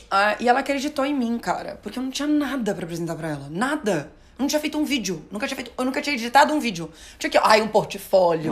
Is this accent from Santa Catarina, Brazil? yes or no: yes; Florianópolis, Santa Catarina, Brazil; also born or lived in Porto Alegre; now in São Paulo, Brazil; Eu, a minha família é de Porto Alegre, eu sou de Floripa, minha família é de Porto Alegre